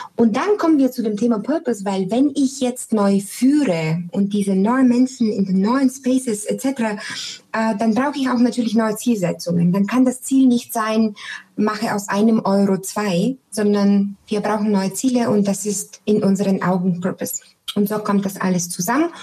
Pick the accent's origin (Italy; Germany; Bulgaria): Bulgaria; Sofia, Sofia City; moved away; Ich komme ja ursprünglich aus Sofia